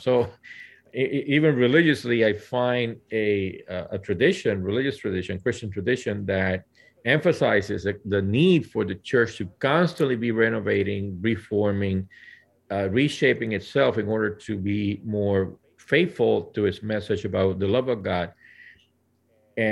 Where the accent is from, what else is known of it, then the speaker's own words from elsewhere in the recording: Puerto Rico; now in Central Valley, United States; I was born and raised in Puerto Rico